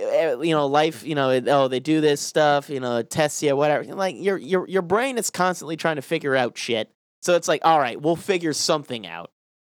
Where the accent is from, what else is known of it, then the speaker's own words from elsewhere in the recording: Denver, Colorado, United States; born there; also born or lived in Arizona / Louisiana; I was born in Denver, moved away, obviously, and then I moved back as an adult.